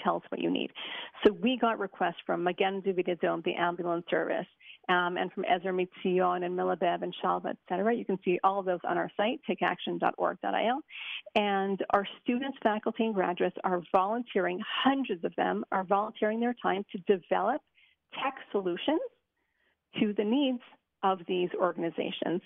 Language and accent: English; Montreal, Quebec, Canada; now in Israel; Originally from Montreal